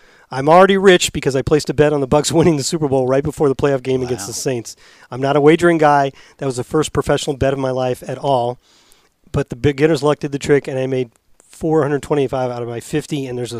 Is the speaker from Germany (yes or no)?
yes; Germany; English is a second language; moved away